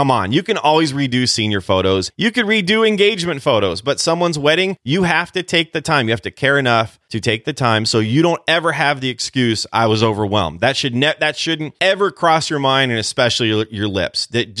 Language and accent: English; California, United States; Listen, when I was a kid growing up in California, I grew up all over the place